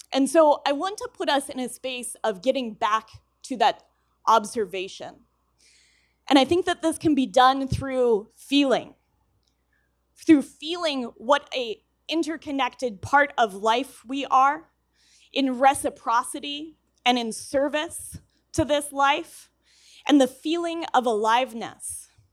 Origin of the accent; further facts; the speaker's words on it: Colorado, United States; I'm from Colorado